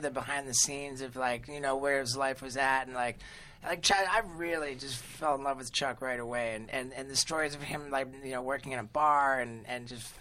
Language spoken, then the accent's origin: English; England, United Kingdom; I grew up mostly in England